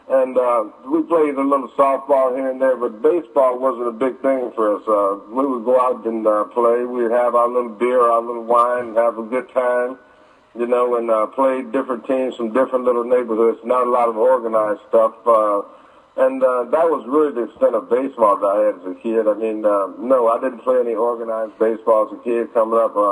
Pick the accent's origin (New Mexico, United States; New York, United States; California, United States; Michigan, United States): Michigan, United States; Detroit; what was my childhood like growing up in Detroit? Well, um, it was pretty much like um, any other kid's uh, child life that are growing up today in uh, poverty.